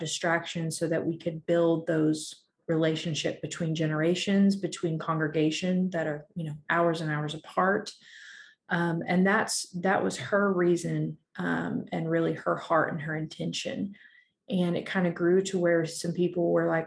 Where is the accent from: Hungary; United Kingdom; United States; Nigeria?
United States; Claremore, Oklahoma; I grew up in Claremore, Oklahoma, which is up by Tulsa